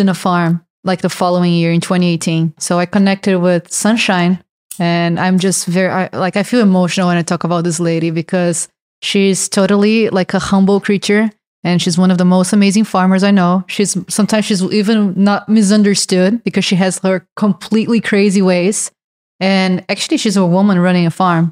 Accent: Brazil; English is a second language; moved away; I'm from Brazil.

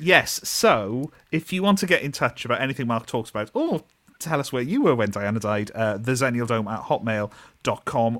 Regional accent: near Neath, Wales, United Kingdom; when we lived near Neath

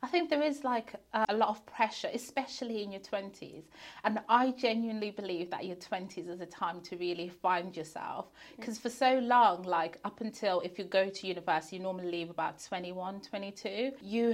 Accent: Zimbabwe; moved away; I was born in Zimbabwe. My husband was born in Zimbabwe and then we both migrated here

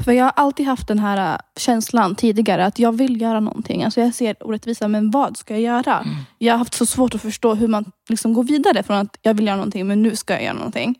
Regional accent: Sweden; från Sverige.

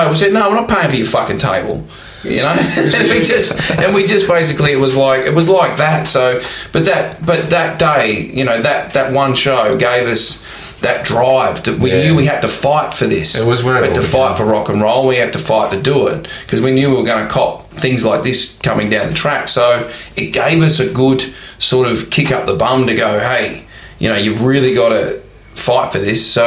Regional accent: Warrnambool, Victoria, Australia; also born or lived in Melbourne; We came from Warrnambool and then moved to Melbourne, and when we moved to Melbourne, you know, we were seen as we were like, who are these?

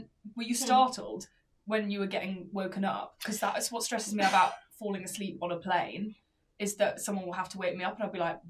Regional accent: England, United Kingdom; now in London, United Kingdom; I'm an English rose.

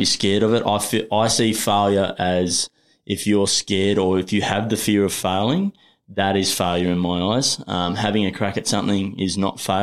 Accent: Australia; also born or lived in New Zealand; I've come from the bush.

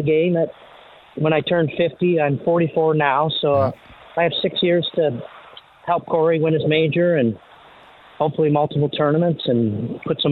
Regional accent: Canada; growing up in Canada

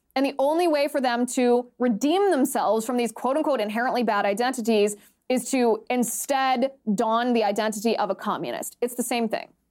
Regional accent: United States; we as as American citizens are

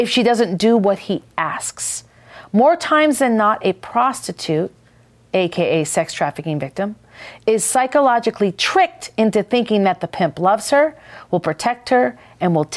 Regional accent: Minnesota, United States; I'm from Minnesota

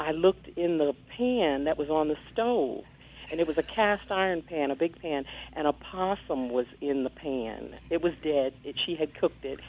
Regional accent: New York, United States; moved away; I'm originally from New York

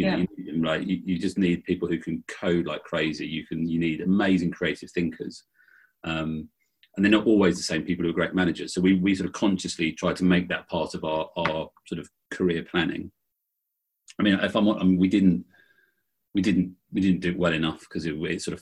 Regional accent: Bracknell, South East England, United Kingdom; I grew up in Bracknell in the UK in the 70s and 80s

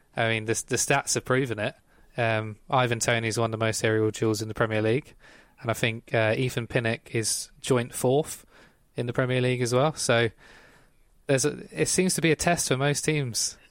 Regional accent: Ipswich, East of England, United Kingdom; I'm from Ipswich

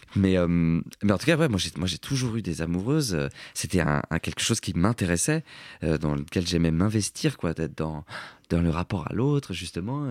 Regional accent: Cergy, Île-de-France, France; je viens de Sergi

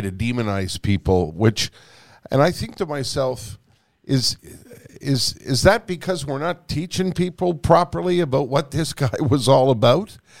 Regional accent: Canada; We're Canadian

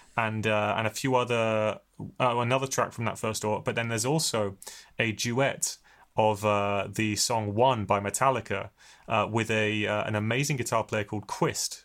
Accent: Hampshire, South East England, United Kingdom; now in Bristol, United Kingdom; I was born in Bristol, but never really lived here. I grew up in Hampshire

